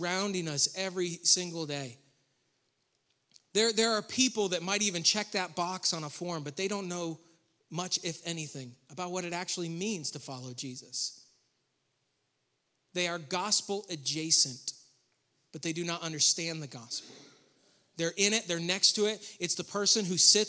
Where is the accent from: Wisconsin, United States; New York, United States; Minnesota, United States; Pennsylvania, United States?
New York, United States; Western; moved away as an adult; also born or lived in Rowan County, North Carolina; now in North Carolina, United States; I grew up in Western New York